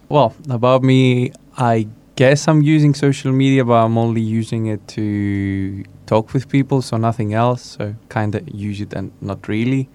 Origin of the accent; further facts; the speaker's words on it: Greece; 22 years old from Greece